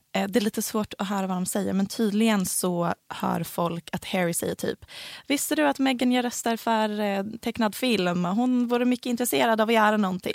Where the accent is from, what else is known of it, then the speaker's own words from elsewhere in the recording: Helsingborg, Skåne, Sweden; accent: Helsingborg dialect; Så här pratar alla på mitt gymnasium för jag gick på ett ganska snobbigt oh gymnasium